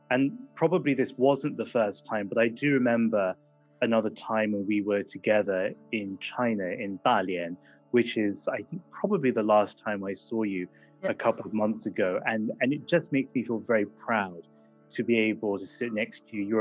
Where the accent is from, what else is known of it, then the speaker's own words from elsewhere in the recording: England, United Kingdom; it was difficult growing up in England in the 1980s